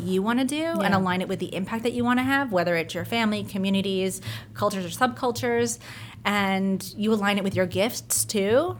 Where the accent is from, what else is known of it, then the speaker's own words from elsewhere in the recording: New Jersey, United States; moved away as an adult; also born or lived in London, United Kingdom; now in Brooklyn, United States; I was born in London, grew up in New Jersey, and now I reside in Brooklyn